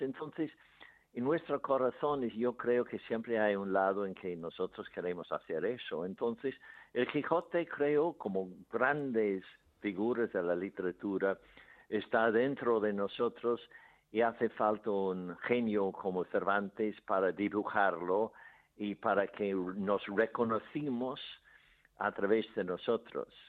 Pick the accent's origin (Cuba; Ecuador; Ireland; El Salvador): Ireland; Spanish is a second language; moved away; en mi pueblo había un manicomio grande, grande, uno de los más grandes de Irlanda